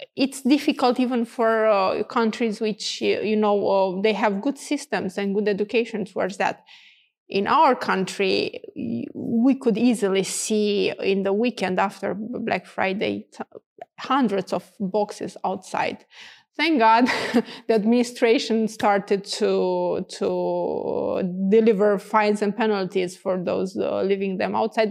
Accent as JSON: {"language": "English", "country": "Romania", "also_born_or_lived": "Canada", "said": "when I went back in Romania"}